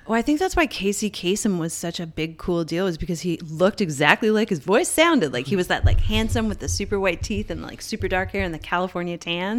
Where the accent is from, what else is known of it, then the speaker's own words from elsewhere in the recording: Newfoundland and Labrador, Canada; growing up in Newfoundland